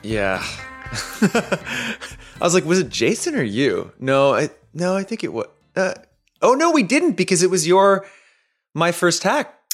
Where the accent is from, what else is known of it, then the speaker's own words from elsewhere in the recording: Canada; now in United States; a Canadian immigrant to the United States